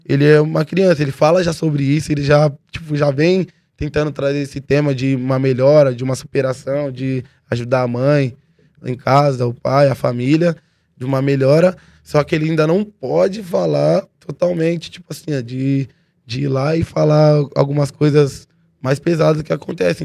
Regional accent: São Paulo, Brazil; born or raised there; also born or lived in Mongaguá

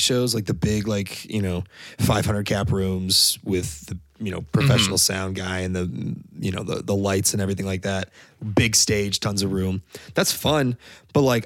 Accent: Naperville, Illinois, United States; I'm from the Naperville, like Aurora area

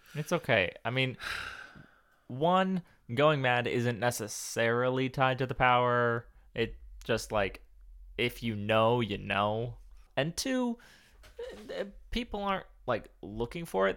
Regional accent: West Coast, United States; moved away as an adult; also born or lived in Texas; growing up on the West Coast

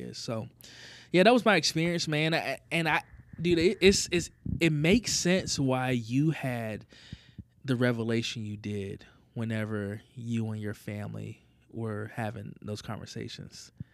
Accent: the South, United States; moved away; We're both from the South

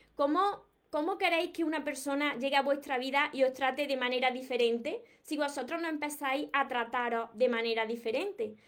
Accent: Córdoba, Andalusia, Spain; soy de Córdoba y no pronuncio, no pronuncio la S

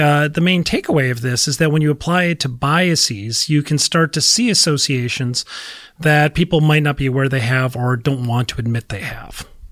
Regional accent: Minnesota, United States; I'm from Minnesota

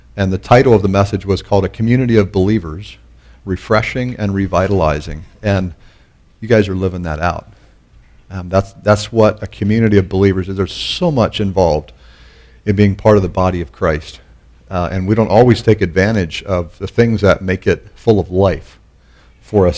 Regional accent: Pennsylvania, United States; moved away as an adult; also born or lived in Canon City, Colorado; I was born in Pennsylvania

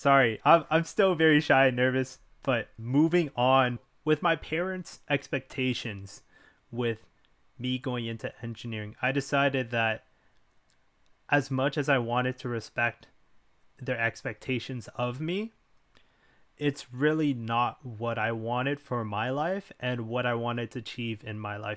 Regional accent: Richmond Hill, Ontario, Canada; I was raised in Canada, well, specifically in Richmond Hill, Ontario.

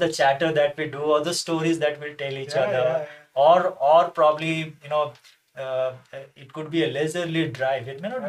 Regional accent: Patna, Bihar, India; born in Patna, my home state, the capital of my home state.

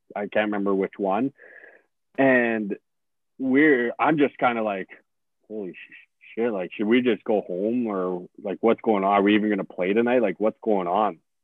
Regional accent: St. Albert, Alberta, Canada; I'm from St. Albert

